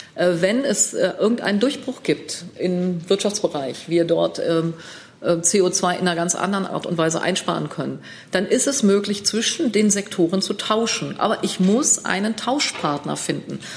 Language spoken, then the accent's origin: German; Münster, North Rhine-Westphalia, Germany; ich komme aus Münster.